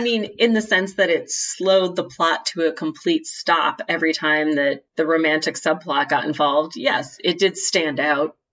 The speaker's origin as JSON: {"language": "English", "country": "United States", "said": "being an American"}